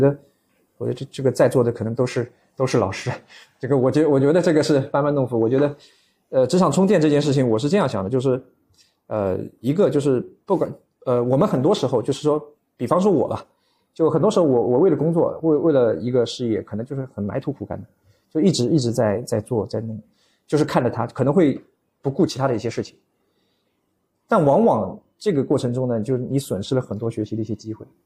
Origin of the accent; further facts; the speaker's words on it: Shanghai, China; 我是上海人，啊，我土生土长上海人